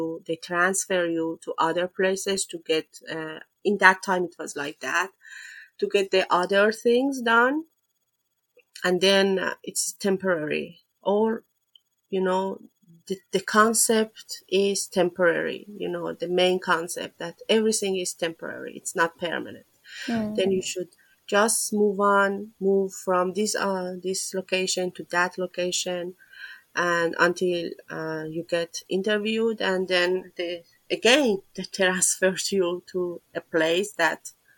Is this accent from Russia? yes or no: no; Iran; moved away as an adult; now in Netherlands; I come from Iran. I have been living in the Netherlands, I think, for 6 years now. I came here as a refugee